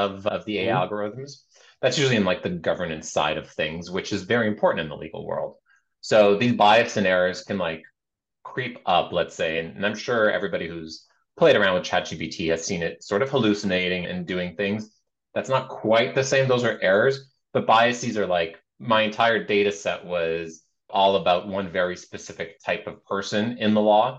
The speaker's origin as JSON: {"language": "English", "country": "Canada", "said": "we're Canadian"}